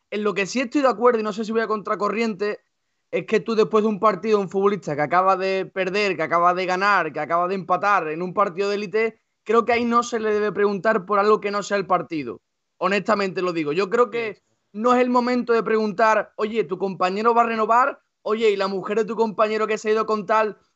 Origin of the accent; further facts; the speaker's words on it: Andalusia, Spain; Soy al andaluz.